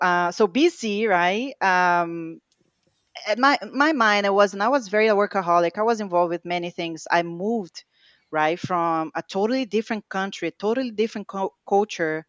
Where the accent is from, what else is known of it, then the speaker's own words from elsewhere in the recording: Rio de Janeiro, Brazil; English is a second language; now in United States; I was born in Brazil, uh, raised and born there, uh, Rio de Janeiro